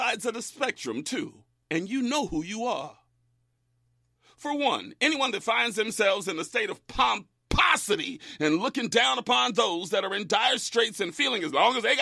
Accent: Bakersfield, California, United States; moved away as an adult; also born or lived in South LA; my hometown of Bakersfield

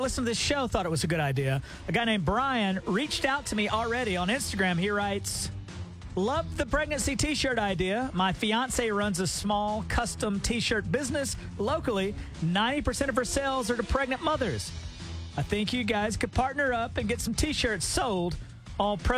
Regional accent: Alabama, United States; my hometown of Alabama

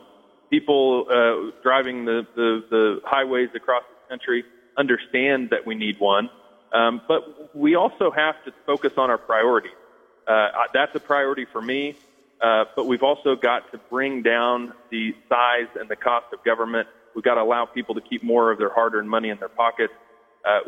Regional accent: Galena, Kansas, United States; I grew up in Galena.

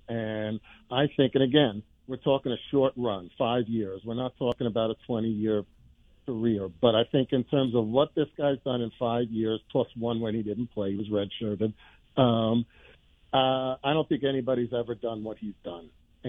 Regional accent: New York, United States; now in Kansas City, United States; you and I grew up in New York

